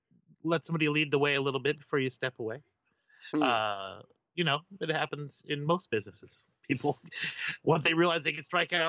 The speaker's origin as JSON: {"language": "English", "country": "United States", "said": "I'm an American"}